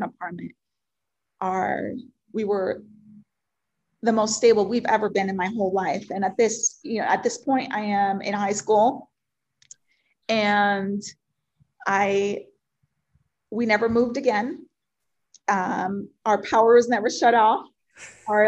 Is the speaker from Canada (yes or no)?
no; Puerto Rico; first language Spanish; English is a second language; moved away; I was born and raised in Puerto Rico, and I'm super passionate about my culture and my background